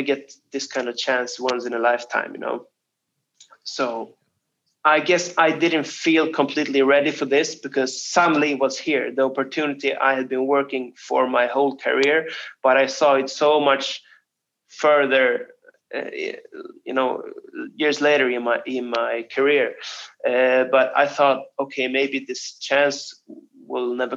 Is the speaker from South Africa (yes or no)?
no; Stockholm, Stockholm County, Sweden; my hometown of Stockholm